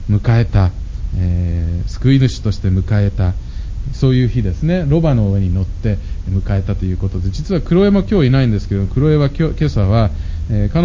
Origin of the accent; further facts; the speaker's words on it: Nagoya, Aichi, Japan; 私は名古屋で育ったんですけれども